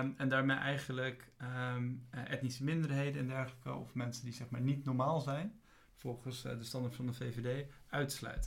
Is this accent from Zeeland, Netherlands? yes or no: no; Alphen aan de Rijn, South Holland, Netherlands; ik ook geboren ben in Alphen aan de Rijn